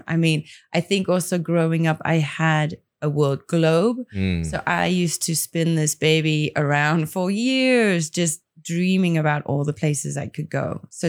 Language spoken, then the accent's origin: English; Port Elizabeth, Eastern Cape, South Africa; also born or lived in Grahamstown; Well, always my heart belongs in the Eastern Cape. So living in Port Elizabeth, being in Grahamstown, for me, those were like the highlights.